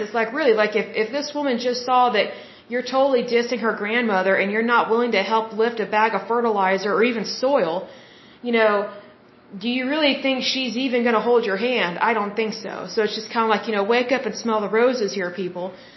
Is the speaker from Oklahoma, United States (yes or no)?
yes; Oklahoma, United States; you can't afford to be lazy and live here in Oklahoma